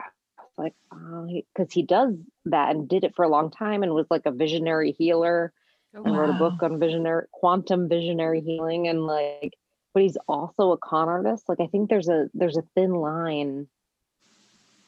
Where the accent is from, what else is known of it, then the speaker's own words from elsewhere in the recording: Parsippany, New Jersey, United States; also born or lived in New York / Israel; now in Los Angeles, United States; I was born in New York, raised in New Jersey, and I've been